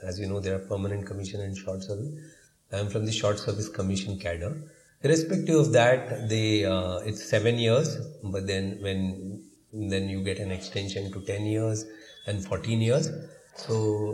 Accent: Mumbai, Maharashtra, India; we are primarily from Bombay, born and brought up here

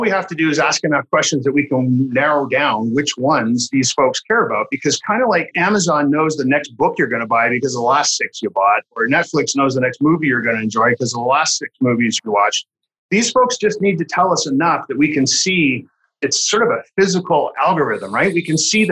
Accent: Canada; I'm Canadian

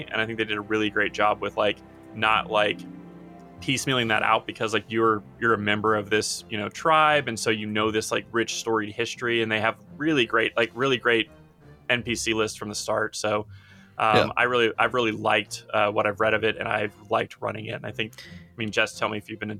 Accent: United States; I'm American.

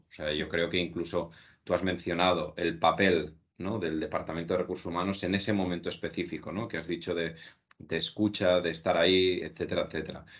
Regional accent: Tarragonès, Catalonia, Spain; donde yo nací y crecí, ¿no? De la zona del Tarragonés

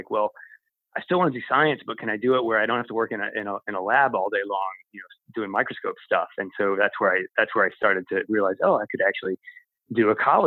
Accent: Michigan, United States; I grew up in Michigan and kind of in the suburbs, I guess, medium sized town

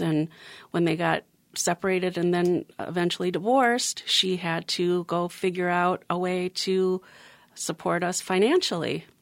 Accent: Minnetonka, Minnesota, United States; also born or lived in Sacramento, California; my parents built the house in Minnetonka. That's kinda where I grew up until I was about five and a half

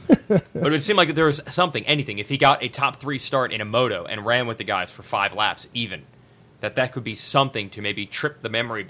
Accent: New Jersey, United States; I'm even from New Jersey

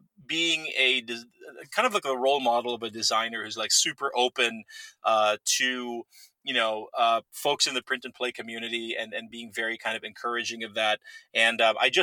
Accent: Philippines; moved away; I was born and raised in the Philippines

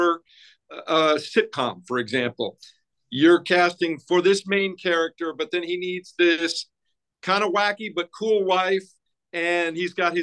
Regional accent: Denver, Colorado, United States; moved away as an adult; also born or lived in Boston / Salt Lake City; I grew up in Colorado, in Denver, on the Front Range

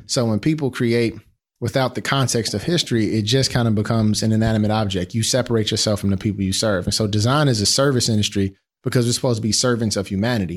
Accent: Chicago, Illinois, United States; growing up in the Wild Wild Hundreds in Roseland in Chicago

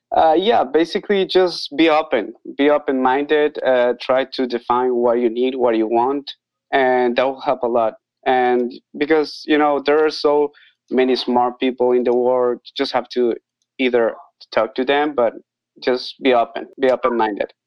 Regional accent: Costa Rica; now in Nicaragua; I am from Costa Rica, but I live in Nicaragua

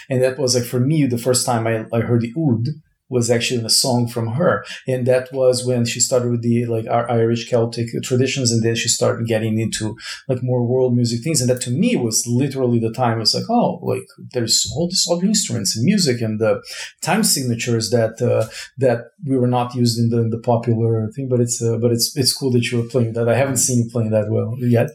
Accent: Brazil; moved away; I was born in Brazil

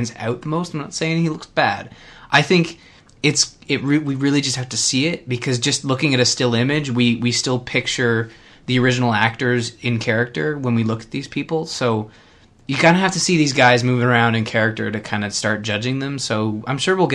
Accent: Canada; being a Canadian

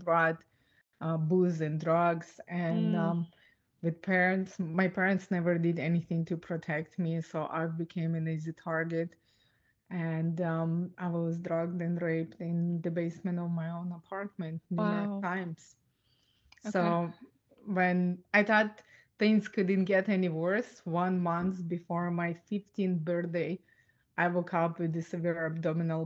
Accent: Ukraine; I was born and raised in Ukraine

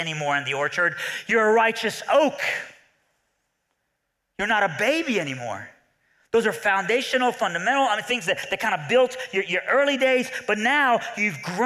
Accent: Iran; I'm from Iran, all right, so I have Middle Eastern blood

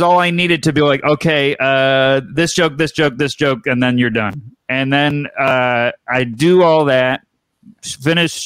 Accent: Syracuse, New York, United States; I'm from Syracuse, New York

